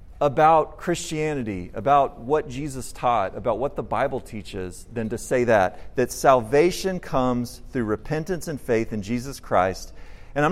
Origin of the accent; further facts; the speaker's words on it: Austin, Texas, United States; I grew up in Austin